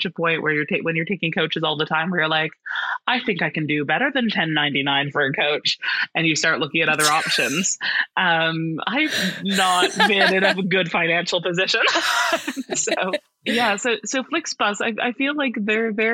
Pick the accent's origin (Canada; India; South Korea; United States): Canada; Ottawa, Ontario; moved away as an adult; I am from Ottawa, Canada